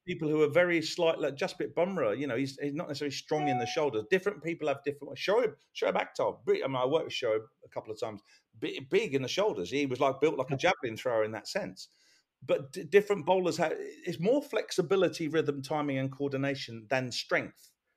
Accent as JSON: {"language": "English", "region": "England", "country": "United Kingdom", "said": "as being English"}